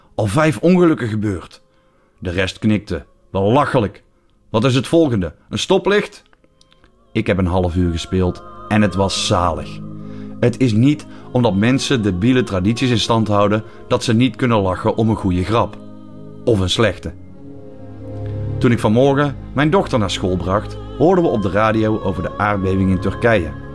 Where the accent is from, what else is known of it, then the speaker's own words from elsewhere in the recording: Netherlands; now in Belgium; mijn geboorteland